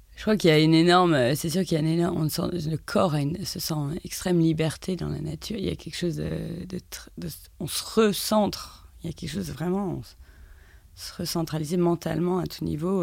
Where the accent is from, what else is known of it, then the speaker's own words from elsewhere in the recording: France; moved away as an adult; also born or lived in London, United Kingdom; je, dois autant à l'Angleterre qu'à la France, d'où je suis